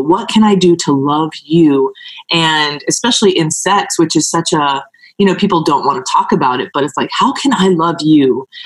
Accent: California, United States; I'm from California

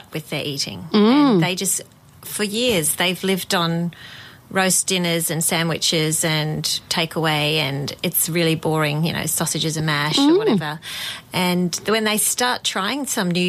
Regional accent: Australia; I'm from Australia, obviously, and I'm over here at the moment traveling around

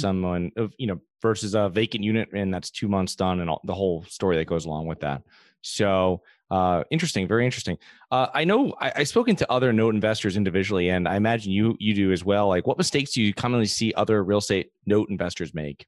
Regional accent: Connecticut, United States; I'm from Connecticut

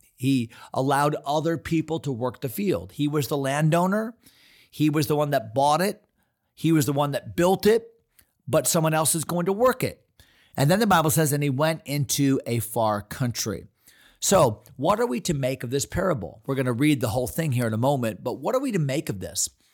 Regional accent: Fredericksburg, Virginia, United States; from Fredericksburg, Virginia. That's my hometown.

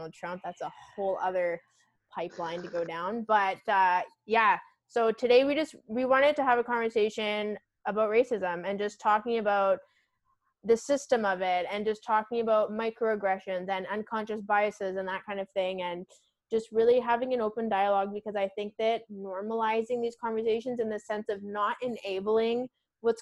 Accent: Victoria, British Columbia, Canada; I'm originally from Victoria on Vancouver Island, and where I went to school, it was like right beside, you know, an Indigenous res.

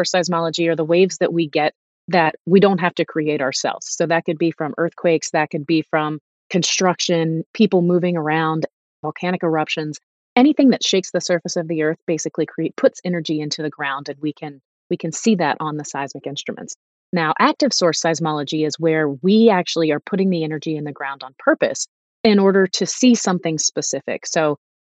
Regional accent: East Coast of the US, United States; moved away as an adult; also born or lived in Los Angeles; I grew up on the East Coast

